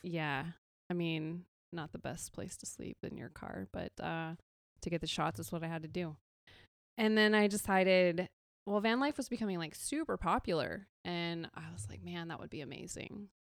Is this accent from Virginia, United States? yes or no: no; California, United States; I'm born and raised in California